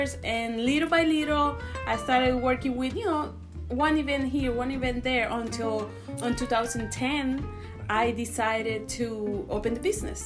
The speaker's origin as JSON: {"language": "English", "country": "Venezuela", "moved": "as an adult", "lives_now": "Houston, United States", "said": "I'm from Venezuela originally. But I've been here in Houston for 17 years."}